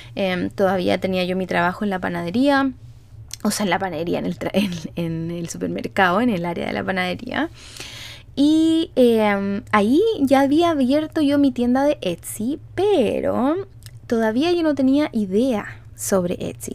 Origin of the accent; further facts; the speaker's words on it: Chile; now in Canada; yo vivo en Canadá, soy chilena, pero vivo en Canadá